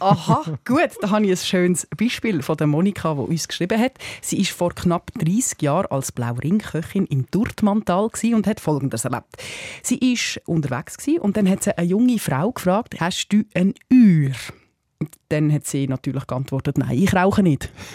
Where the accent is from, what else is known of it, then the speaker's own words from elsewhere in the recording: Basel, Basel-Stadt, Switzerland; also born or lived in Valais; Ich bin ja in Basel geboren und mein Vater redet nur mit Walliser, Walliserdeutsch